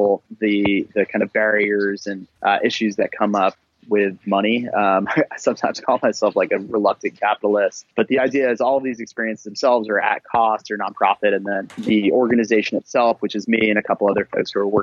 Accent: New York, United States; moved away as an adult; also born or lived in New Orleans / Indiana; I grew up in New York, just north of the city

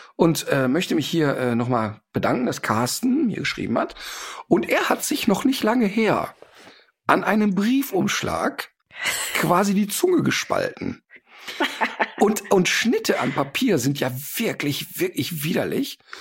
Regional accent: Austria; bei uns in Österreich

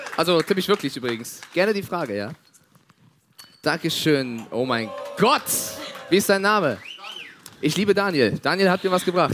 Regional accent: Frankfurt, Hesse, Germany; meine Heimatstadt

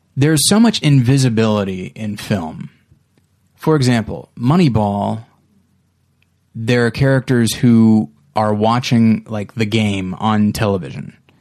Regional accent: United States; as an American citizen who's middle class, who had two parents and a pretty good upbringing

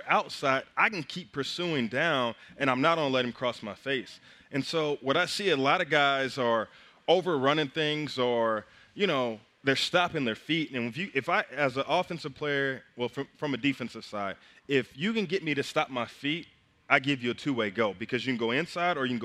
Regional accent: Kingfisher, Oklahoma, United States; my hometown, Kingfisher.

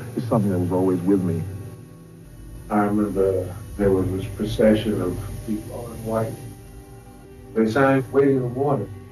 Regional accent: Miami, Florida, United States; as a child growing up in Liberty City

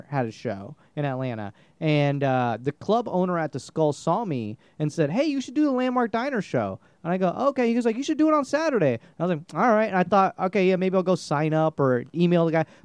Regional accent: India; I'm Indian, so you know

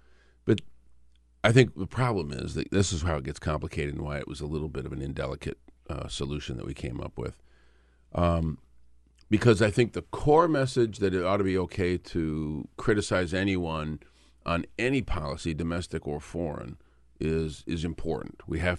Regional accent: Michigan, United States; I'm from Michigan.

